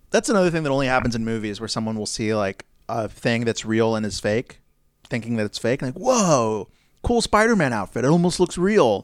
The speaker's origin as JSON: {"language": "English", "country": "United States", "said": "as an American"}